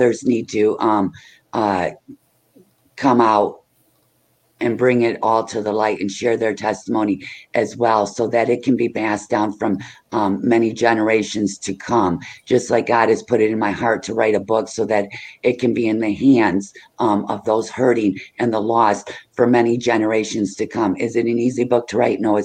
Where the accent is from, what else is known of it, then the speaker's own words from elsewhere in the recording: Michigan, United States; I'm from Michigan